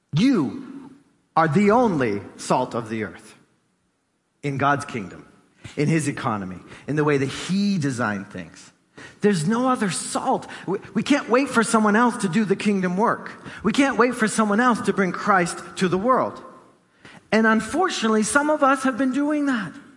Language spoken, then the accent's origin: English; Gloucester, Massachusetts, United States; I grew up in East Gloucester, so you know the ocean was like right there outside my door